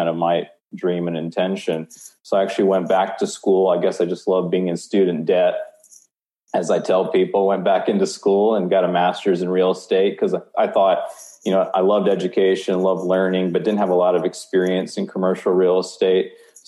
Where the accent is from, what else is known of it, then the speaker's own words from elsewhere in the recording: Tennessee, United States; born there; also born or lived in Omaha, Nebraska; Yes, I was born in Tennessee, went to college in Omaha, Nebraska at Creighton University, and that'll kind of come back into the story later on.